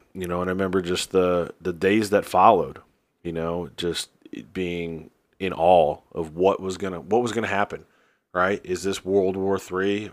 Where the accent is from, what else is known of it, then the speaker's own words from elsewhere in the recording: New Jersey, United States; now in Greensboro, United States; I'm from New Jersey. Uh, live in Greensboro now